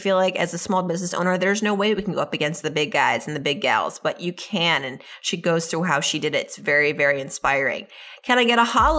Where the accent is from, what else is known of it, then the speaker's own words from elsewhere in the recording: New York City, New York, United States; And I, being a New Yorker, I can say that it is difficult and challenging sometimes to stay away from that.